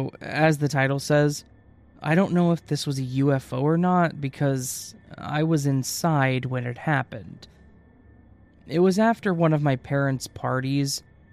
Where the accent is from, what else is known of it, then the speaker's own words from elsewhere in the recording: Midwest, United States; I grew up in the Midwest of the U.S., when I was a senior in high school, I was out for a hike at a local trail in the National Forest.